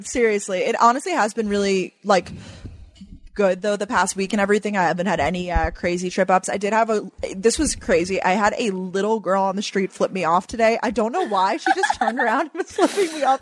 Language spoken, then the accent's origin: English; Long Island, New York, United States; now in New York City, United States; I growing up on Long Island